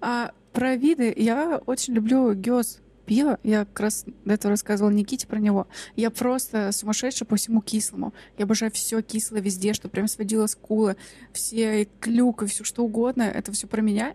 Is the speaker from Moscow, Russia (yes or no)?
no; Kemerovo, Kemerovo Oblast, Russia; мы все выросли в Кемерово